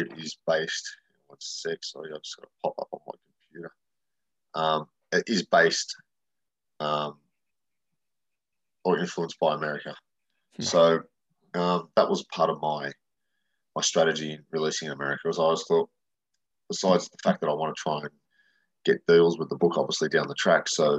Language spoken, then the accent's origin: English; Australia; Growing up with me, nobody did Halloween in Australia